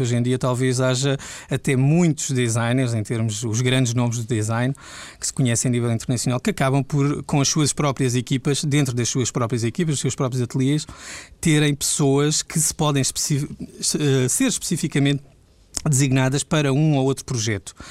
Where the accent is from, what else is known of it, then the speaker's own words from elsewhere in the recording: Elvas, Alentejo, Portugal; moved away; also born or lived in Lisbon; Sou de Elvas, sou, exatamente. Sou nascido em Elvas